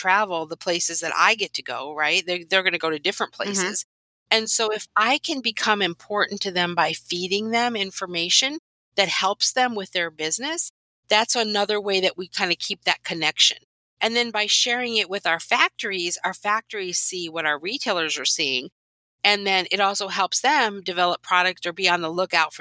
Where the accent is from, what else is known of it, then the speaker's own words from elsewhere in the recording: Whitewater, Wisconsin, United States; So I grew up in Wisconsin in a little town called Whitewater